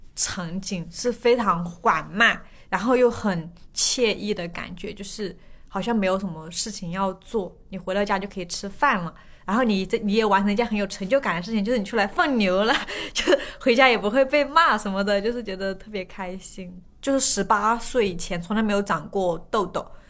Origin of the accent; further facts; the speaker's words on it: Guizhou, China; moved away; 不是在山里，我们是在高原啊。海拔比较高的地方